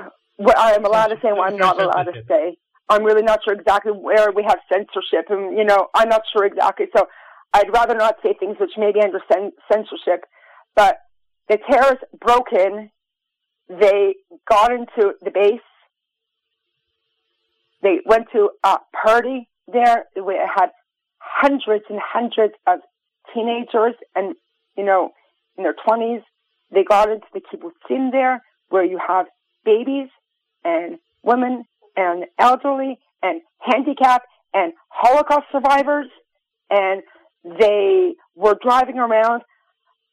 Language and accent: English; United States; now in Israel; I'm American